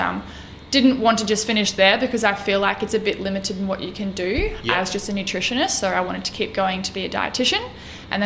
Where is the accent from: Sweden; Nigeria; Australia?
Australia; regional Queensland; also born or lived in Brisbane; I grew up regionally in Queensland in a really small town